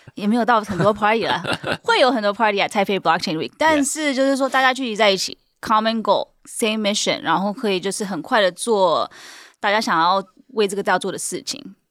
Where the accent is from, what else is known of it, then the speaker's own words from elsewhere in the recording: California, United States; Chinese is a second language; 我是在美国出生的，然后到 哦，有，所以你看为什么要有，对不对？有美国哪里出生啊？ 加州。